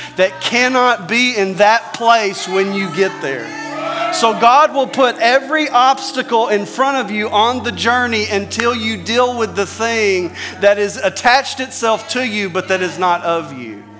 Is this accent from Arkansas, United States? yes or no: yes; Arkansas, United States; I'm from Arkansas